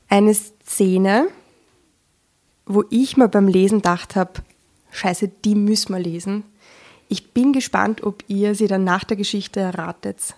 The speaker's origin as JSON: {"language": "German", "region": "Vienna", "country": "Austria", "tie": "born or raised there", "said": "ich bin 36, ähm, bin in Wien geboren, lebe in Wien."}